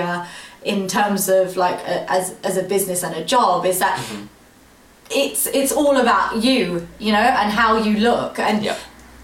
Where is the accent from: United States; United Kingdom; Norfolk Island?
United Kingdom; London; I'm from London